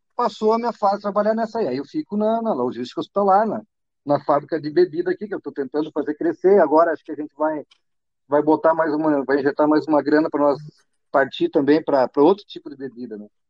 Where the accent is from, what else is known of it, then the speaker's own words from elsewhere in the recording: interior of Rio Grande do Sul, Brazil; also born or lived in Porto Alegre; a minha cidade é no interior, na fronteira do Rio Grande do Sul